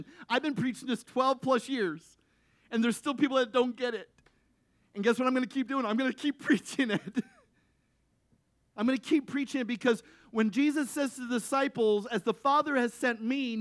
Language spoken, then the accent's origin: English; United States; the unity we showed as American people